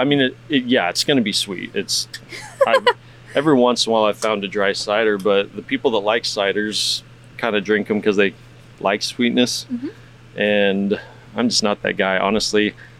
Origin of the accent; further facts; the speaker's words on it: Texas, United States; I say we, I'm not from Houston, but, you mm-hmm. know, Texas.